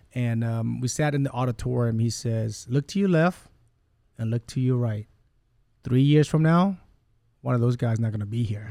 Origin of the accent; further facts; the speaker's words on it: Rockport, Texas, United States; English is a second language; also born or lived in Vietnam / Kalamazoo, Michigan / Gulf Coast, Mississippi; We settled in Rockport for the last forty-eight years.